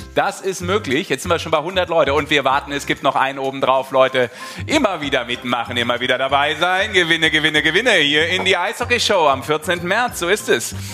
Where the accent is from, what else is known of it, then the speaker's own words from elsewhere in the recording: Düsseldorf, North Rhine-Westphalia, Germany; ich bin in Düsseldorf geboren